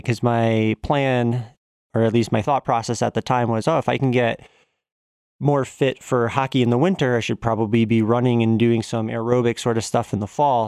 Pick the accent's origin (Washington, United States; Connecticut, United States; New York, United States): Connecticut, United States; Simsbury; also born or lived in Massachusetts; I was born in Massachusetts and then moved to Connecticut at around the age of, like, two and a half or so. Grew up there